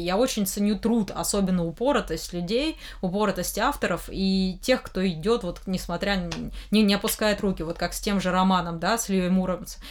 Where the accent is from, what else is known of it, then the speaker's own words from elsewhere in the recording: Kostroma, Kostroma Oblast, Russia; now in Moscow, Russia; приехала-то в Москву из-за того, что мне нравилось аниме а в моем родном городе, Кострома